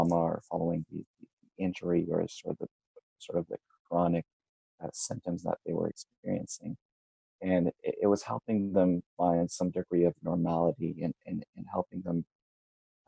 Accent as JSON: {"language": "English", "country": "Canada", "said": "I'm a Canadian from, I initially studied in Ottawa."}